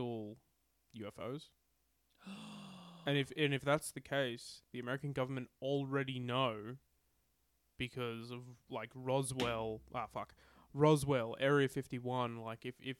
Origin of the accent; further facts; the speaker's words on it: Australia; As an Australian